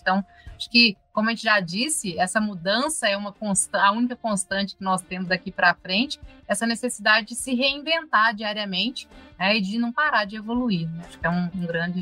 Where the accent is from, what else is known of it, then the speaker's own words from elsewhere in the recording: Viçosa, Minas Gerais, Brazil; Nós somos de Viçosa, que é a cidade né, que fez o, doce de leite